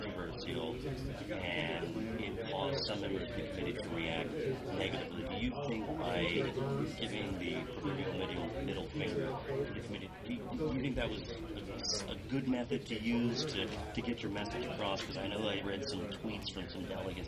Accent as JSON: {"language": "English", "town": "Hagerstown", "region": "Maryland", "country": "United States", "tie": "born or raised there", "moved": "yes", "lives_now": "Montgomery County, United States", "said": "I grew up in Hagerstown, and I'm in Montgomery County"}